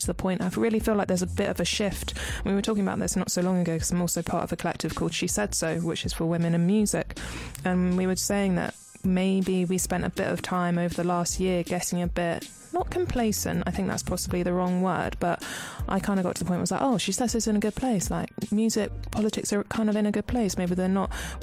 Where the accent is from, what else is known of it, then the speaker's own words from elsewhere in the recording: Norfolk, East of England, United Kingdom; moved away as an adult; now in London, United Kingdom; I grew up in Norfolk, little old Norfolk, and I decided 8 years ago that I wanted to move to London